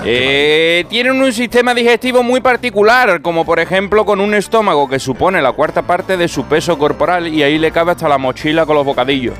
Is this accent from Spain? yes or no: yes; Andalusia, Spain; soy andaluz